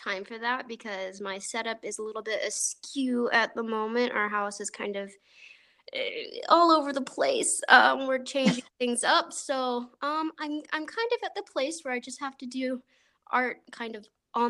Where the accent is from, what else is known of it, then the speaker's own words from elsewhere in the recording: near Eureka, Illinois, United States; near my hometown. It was in Eureka, Illinois. I don't know if anyone knows where that is. It's a small, itty-bitty little town.